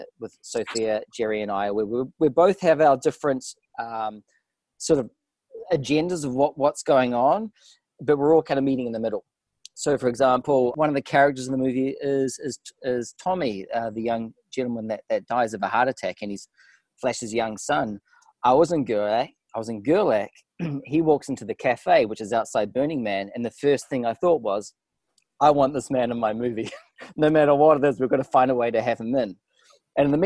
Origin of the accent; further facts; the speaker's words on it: New Zealand; accent: New Zealand; moved away; also born or lived in Montreal, Canada / London; The accent comes from New Zealand